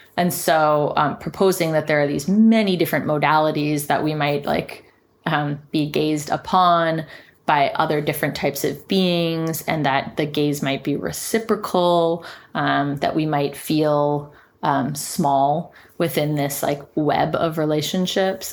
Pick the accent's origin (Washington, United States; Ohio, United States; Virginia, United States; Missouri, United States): Virginia, United States; Richmond; moved away; in my hometown, Richmond, Virginia